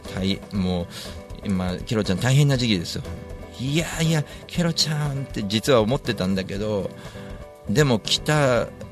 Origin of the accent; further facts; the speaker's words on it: Tokyo, Japan; 地元大森